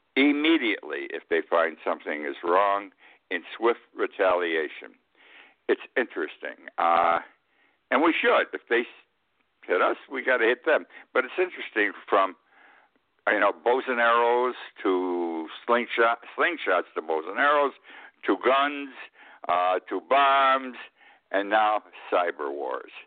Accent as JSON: {"language": "English", "town": "Utica", "region": "New York", "country": "United States", "tie": "born or raised there", "said": "my hometown of Utica. I was in high school"}